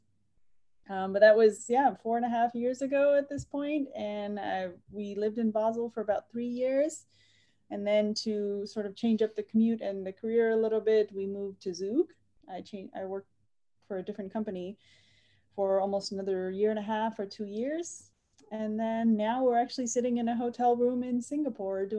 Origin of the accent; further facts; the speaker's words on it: California, United States; moved away as an adult; also born or lived in Punjab, India / New York, United States; now in Switzerland; When I was 2 years old, my entire family immigrated to California. with my mom, my dad, and my two siblings. So I spent most of my life from the age, I would say, from 2 to 22 in California